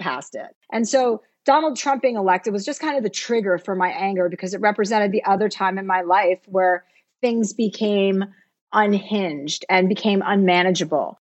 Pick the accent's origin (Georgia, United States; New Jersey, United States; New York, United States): New Jersey, United States; now in California, United States; I came from New Jersey. My dad was a used car dealer